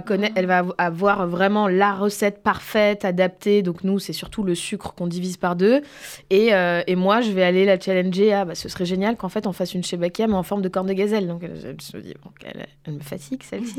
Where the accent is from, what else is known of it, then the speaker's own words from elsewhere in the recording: Bordeaux, Nouvelle-Aquitaine, France; je suis de Bordeaux